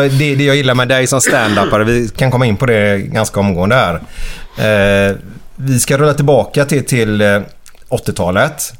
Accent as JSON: {"language": "Swedish", "town": "Gothenburg", "region": "Västra Götaland", "country": "Sweden", "tie": "born or raised there"}